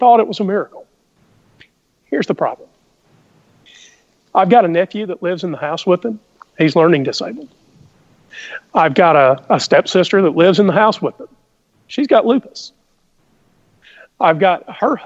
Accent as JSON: {"language": "English", "region": "the South", "country": "United States", "tie": "born or raised there", "said": "we both grew up in the same place. We grew up in the South."}